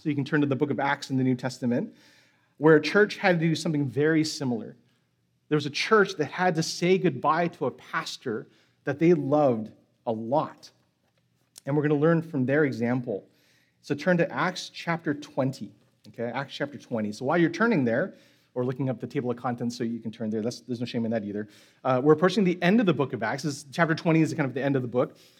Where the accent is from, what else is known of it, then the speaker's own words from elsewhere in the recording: San Francisco, California, United States; moved away; I'm from San Francisco, so that means I am a Giants fan